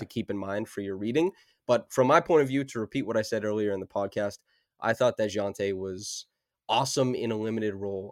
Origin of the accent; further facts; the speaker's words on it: Saskatchewan, Canada; moved away; I grew up in Saskatchewan, dog, so I had no access to, like, anything.